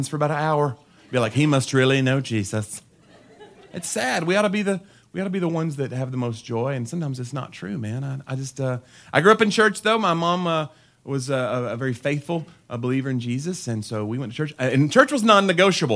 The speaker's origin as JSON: {"language": "English", "region": "Tennessee", "country": "United States", "said": "I'm from Tennessee"}